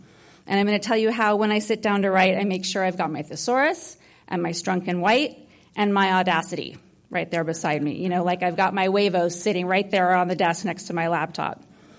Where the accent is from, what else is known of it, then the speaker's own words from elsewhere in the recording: Hollywood, California, United States; I grew up in Hollywood in a family of storytellers.